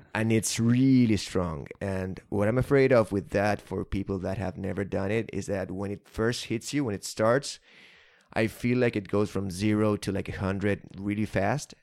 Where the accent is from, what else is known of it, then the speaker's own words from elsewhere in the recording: Argentina; as an Argentinian